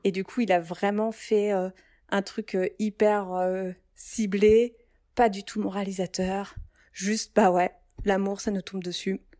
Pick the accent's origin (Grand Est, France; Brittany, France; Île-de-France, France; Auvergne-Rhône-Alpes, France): Grand Est, France; Reims; je viens de Reims